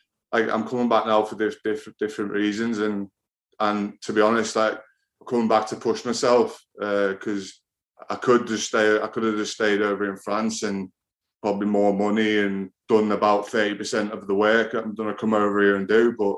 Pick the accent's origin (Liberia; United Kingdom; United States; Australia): United Kingdom; England; As a kid growing up in England, I think that's what you always want to play, be like an England rugby player.